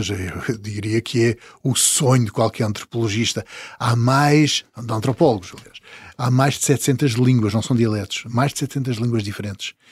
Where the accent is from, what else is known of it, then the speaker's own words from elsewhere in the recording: São Miguel Island, Azores, Portugal; Eu sou açoriano. Sim. Uh, nasci na ilha de São Miguel, apesar de eu costumar dizer que sou um açoriano das ilhas todas